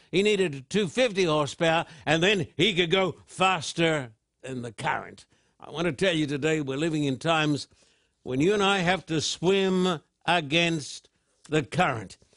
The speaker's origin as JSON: {"language": "English", "country": "Australia", "tie": "born or raised there", "said": "when I was just a boy growing up in Australia"}